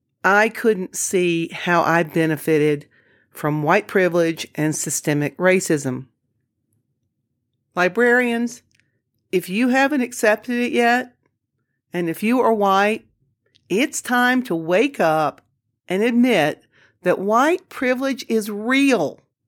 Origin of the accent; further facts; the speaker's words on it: the South, United States; I certainly, throughout my life, have experienced discrimination as a woman, as a Southerner, you know, for all kinds of reasons.